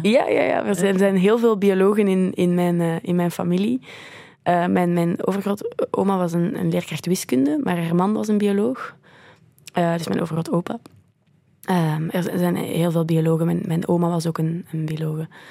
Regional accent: Belgium; also born or lived in Canada; ik van België ben

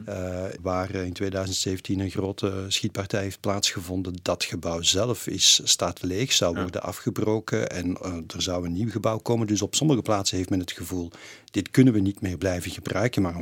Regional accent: Belgium; in Amerika hebben meerdere mensen mij er wel op aangesproken dat ik uit België kwam.

